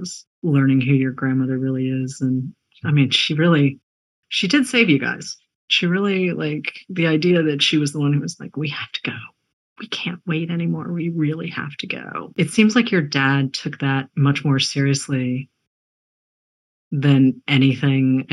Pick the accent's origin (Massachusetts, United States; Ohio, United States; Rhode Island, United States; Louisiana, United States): Massachusetts, United States; Boston; I was born in Boston